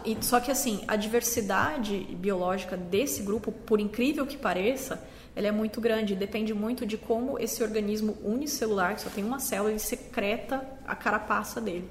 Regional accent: Campo Grande, Mato Grosso do Sul, Brazil; sou de Campo Grande

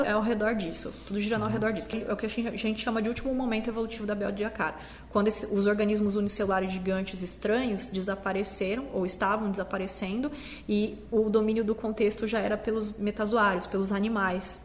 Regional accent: Campo Grande, Mato Grosso do Sul, Brazil; sou de Campo Grande

